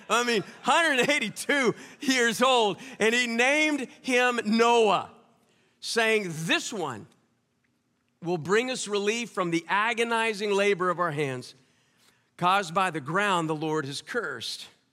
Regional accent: Kansas, United States; also born or lived in New Orleans / Owensboro; now in Indianapolis, United States; I'm from Kansas originally

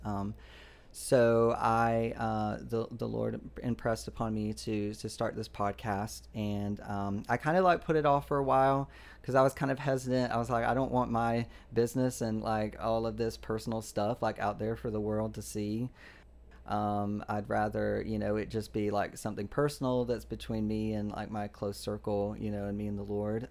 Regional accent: Georgia, United States; I grew up in Georgia

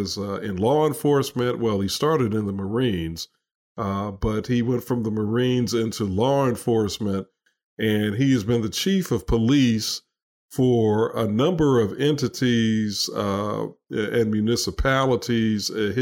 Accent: Chicago, Illinois, United States; moved away; Ken and I grew up together in Chicago.

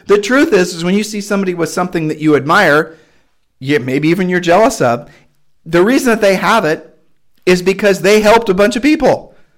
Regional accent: United States; It's part of the way I was raised when I was raised in America

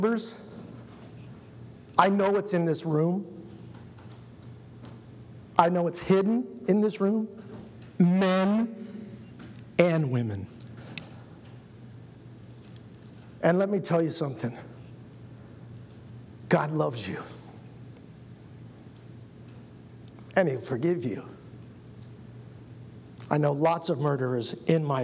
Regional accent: Rexburg, Idaho, United States; I was born in Rexburg, Idaho

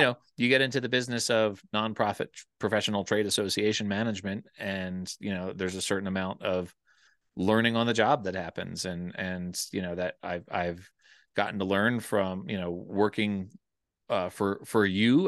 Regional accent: Wayne, Pennsylvania, United States; moved away as an adult; also born or lived in Colorado; I grew up in Wayne, Pennsylvania, uh, just outside of Philadelphia

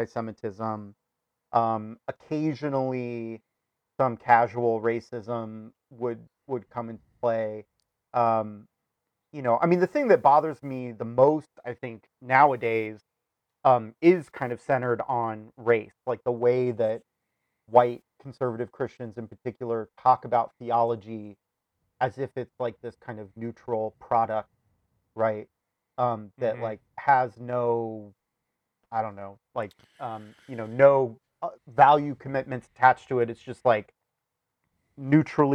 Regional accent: Sierra Madre, California, United States; moved away; also born or lived in Chicago; the church that we grew up in California, mm-hmm, Sierra Madre Congregational

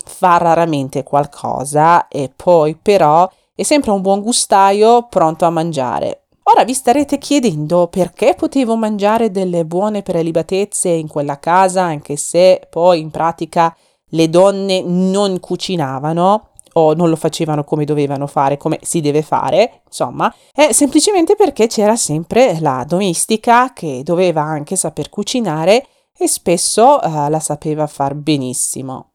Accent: Iran; now in Milan, Italy; un'iraniana che vive a Milano e cercherò di portare alle vostre case odori e sapori del mio paese Iran

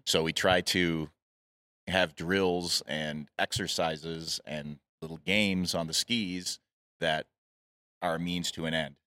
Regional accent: Michigan, United States; moved away as an adult; now in Utah, United States; I grew up in Michigan and moved to Utah to be near the mountains, uh, in my early twenties

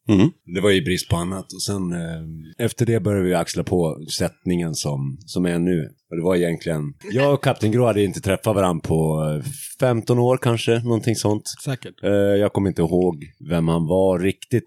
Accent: Hedemora, Dalarna County, Sweden; jag kommer från Hedemora

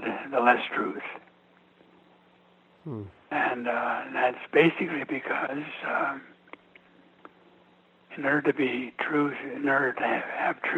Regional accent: Montana, United States; moved away as an adult; also born or lived in East Coast (D.C. area); is my home country. I was born here, grew up here

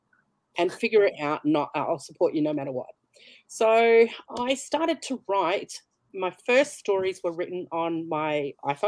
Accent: Brisbane, Queensland, Australia; I'm from Brisbane, Australia.

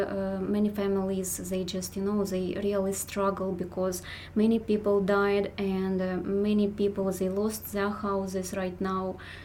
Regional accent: Ukraine; I'm from Ukraine, and I think that pretty much I was a believer like from since childhood

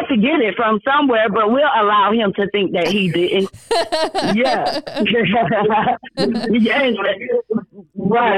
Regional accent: Jacksonville, Florida, United States; moved away as an adult; also born or lived in Miami, Florida; now in Atlanta, United States; raised in Jacksonville.

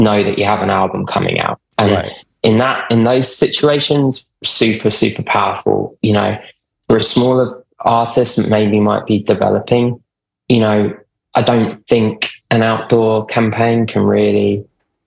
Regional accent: London, United Kingdom; moved away as an adult; now in New York, United States; I'm based in New York now, but I used to, you can probably tell I'm from London originally

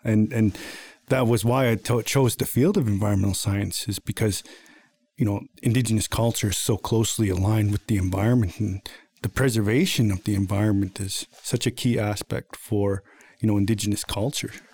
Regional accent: Piikani Nation, Alberta, Canada; also born or lived in Edmonton, Alberta; I was raised on the Piikani Nation my entire life. You know, I was born in Edmonton, but, you know, I relocated to the reserve, you know, throughout my formative years

